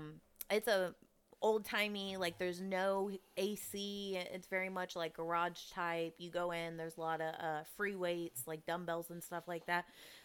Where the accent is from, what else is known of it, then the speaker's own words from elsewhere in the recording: Houston, Texas, United States; from Houston.